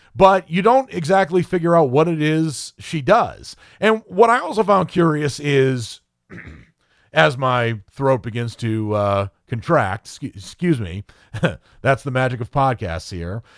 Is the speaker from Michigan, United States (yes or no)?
no; Maine, United States; me being born and raised in Maine